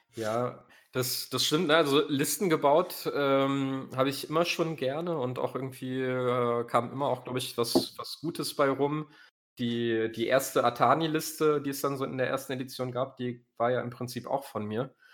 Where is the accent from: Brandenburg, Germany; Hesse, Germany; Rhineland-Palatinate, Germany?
Hesse, Germany; Äppelwoi-Land; also born or lived in Rodgau, Hesse; ich komme aus dem Appleboy-Land